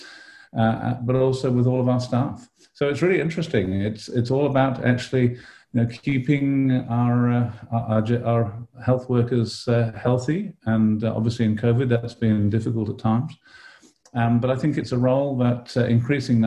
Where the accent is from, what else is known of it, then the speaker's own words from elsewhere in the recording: United Kingdom; moved away as an adult; also born or lived in London, United Kingdom / Australia; now in Davis, United States; I was born and brought up in Britain and went to medical school in London at University College London